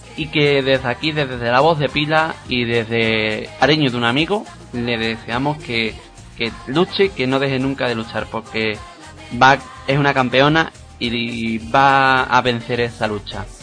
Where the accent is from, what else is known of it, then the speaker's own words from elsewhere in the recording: Pilas, Andalusia, Spain; mi pueblo de Pila